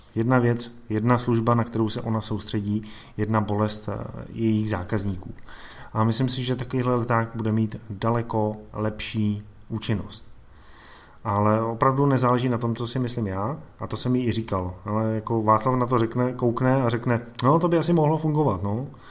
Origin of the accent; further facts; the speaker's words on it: Czechia; u nás v Čechách